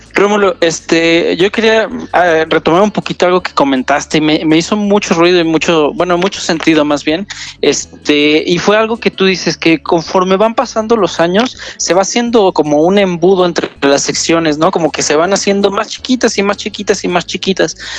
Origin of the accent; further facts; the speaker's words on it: Querétaro, Mexico; Yo soy de Querétaro, sí, soy ah. ya de los pocos queretanos que, quedan